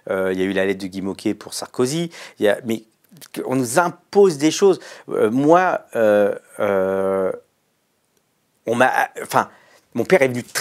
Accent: Mauritius; Non, je parle pas hindi, moi je parle mauricien. Mon père parlait télégou on parle Télégo, on vient de l'Andhra Pradesh.

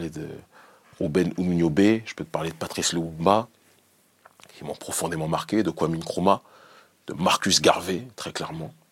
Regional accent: Benin; Moi, je suis issu du Bénin.

